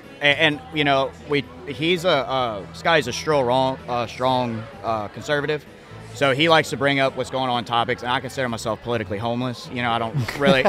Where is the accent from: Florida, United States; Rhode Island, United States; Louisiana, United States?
Louisiana, United States; Lafayette; I went to Lafayette High